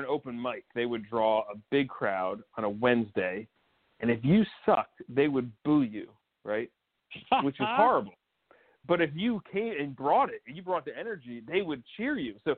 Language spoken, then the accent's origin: English; Montclair, New Jersey, United States; accent: North Jersey; Grew up in northern New Jersey, Tony Soprano country, a town called Montclair.